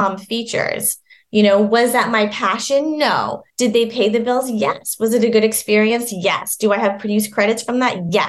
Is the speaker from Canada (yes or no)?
yes; Vancouver, British Columbia, Canada; moved away as an adult; now in Los Angeles, United States; Vancouver, which is where I'm from